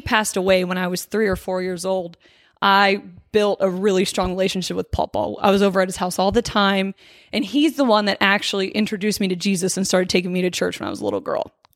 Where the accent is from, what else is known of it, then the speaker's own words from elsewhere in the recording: Hershey, Pennsylvania, United States; I grew up in Hershey, Pennsylvania